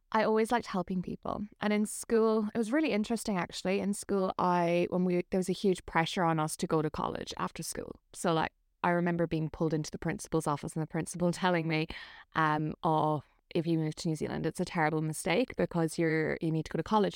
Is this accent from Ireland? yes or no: yes; Ireland; moved away as an adult; I am originally from Ireland. I moved here maybe about nine years ago now